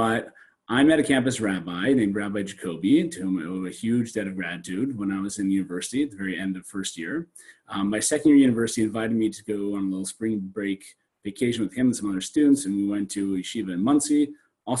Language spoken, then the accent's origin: English; Sault Ste. Marie, Ontario, Canada; now in Toronto, Canada; I came from a very small town. I come from Northern Canada, from a place called Sault Ste. Marie.